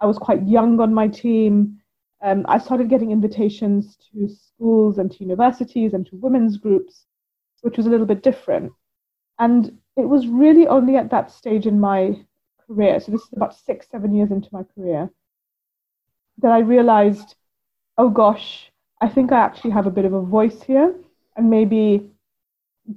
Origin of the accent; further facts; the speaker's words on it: India; now in United Kingdom; Growing up in India, it was much more part of our everyday culture.